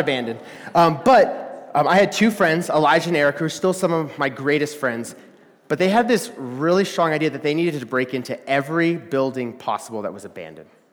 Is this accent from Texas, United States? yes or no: yes; Texas, United States; moved away; I'm from Texas